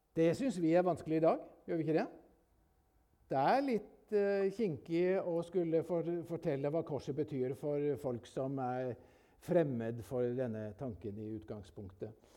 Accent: Telemark, Norway; Jeg vokste opp oppe i Telemarken

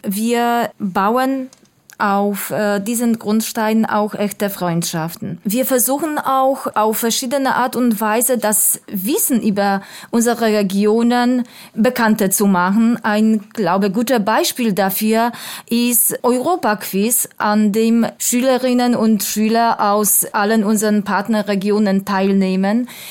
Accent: Poland

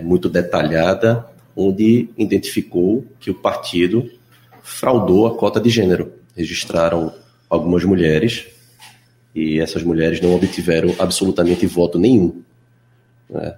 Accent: Recife, Pernambuco, Brazil; do bairro onde eu nasci, onde fui criado

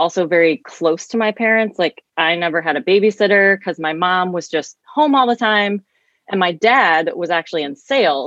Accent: St. Louis, Missouri, United States; I grew up in St. Louis, but in the same county even, but two different homes

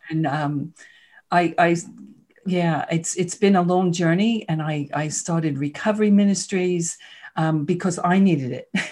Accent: New York City, New York, United States; moved away; I grew up in Queens, New York. You probably heard the accent a little bit

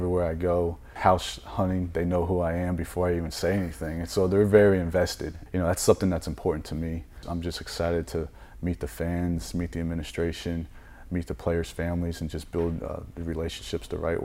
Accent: Florida, United States; moved away; I was born in Florida

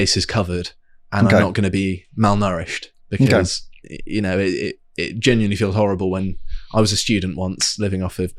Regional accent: South West England, United Kingdom; It might be the sort of residual paganism that growing up in Devon has given me, or something, whereby there's a certain amount of reverence and appreciation.

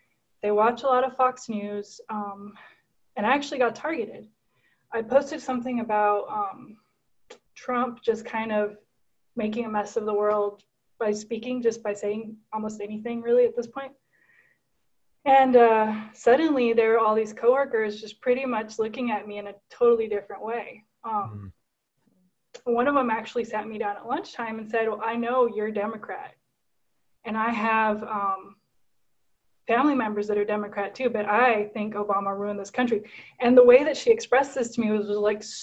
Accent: Guatemala; now in McCook, United States; I was born and raised in Guatemala. So I'm actually Guatemalan.

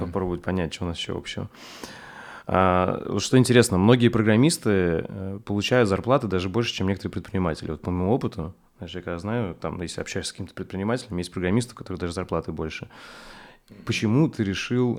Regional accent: Saint Petersburg, Russia; и там я из Рыбацкого

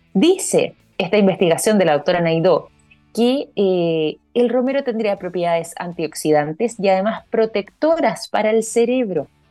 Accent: Chile; nosotros como chilenos acá

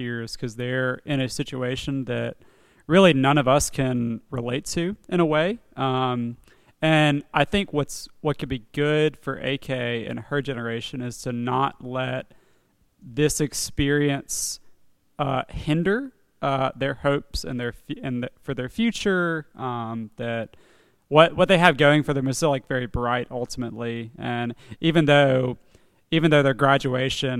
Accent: Mississippi, United States; moved away; It's my home state, yeah. I hail from there

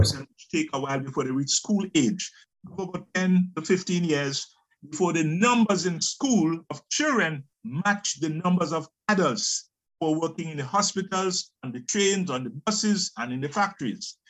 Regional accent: Grenada; moved away as an adult; also born or lived in England; I'm from Grenada in the Caribbean

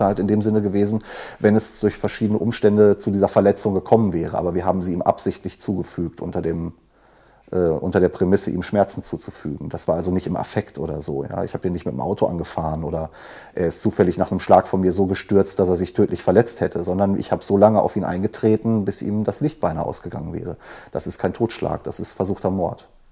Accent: Dortmund, North Rhine-Westphalia, Germany; ich habe ja sogar in meiner Heimatstadt im Knast gesessen

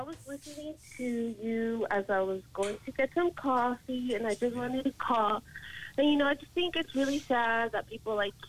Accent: United States; I'm American. My parents are from Mexico

